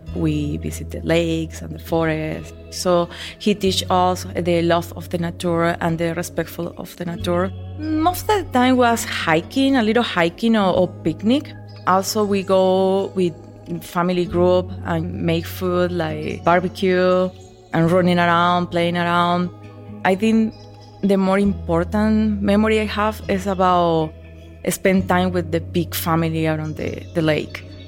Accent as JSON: {"language": "English", "town": "El Vigía", "region": "Mérida", "country": "Venezuela", "tie": "born or raised there", "second_language": "English", "moved": "as an adult", "lives_now": "Minneapolis, United States", "said": "I grew up in Venezuela. The name of the city is El Vigía"}